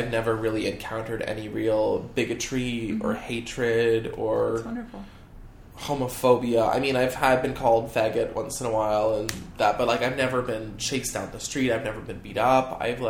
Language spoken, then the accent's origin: English; Canada; I'm Canadian.